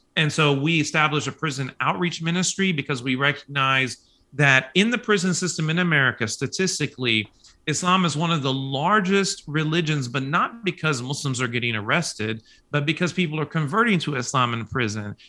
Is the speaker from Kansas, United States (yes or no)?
yes; Kansas City, Kansas, United States; also born or lived in Manhattan, Kansas; now in Oklahoma, United States; I was born and raised in Kansas City, Kansas